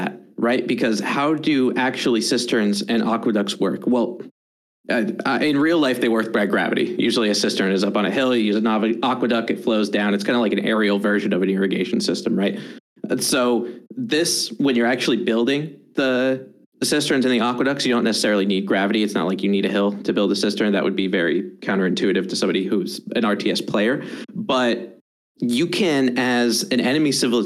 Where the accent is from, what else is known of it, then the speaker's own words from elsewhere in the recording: United States; I'm very American